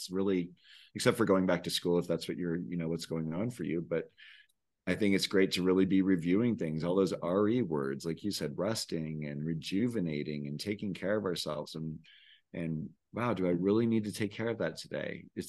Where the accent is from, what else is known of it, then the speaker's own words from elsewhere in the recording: California, United States; now in Santa Fe, United States; I came from the Bay Area where I was like, always felt like I was a human doing. And then I moved to Santa Fe thinking I'd be a human being.